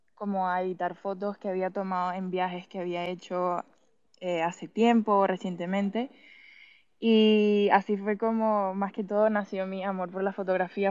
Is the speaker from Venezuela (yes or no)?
yes; Venezuela; moved away as an adult; now in Madrid, Spain; nací y me crié en Venezuela.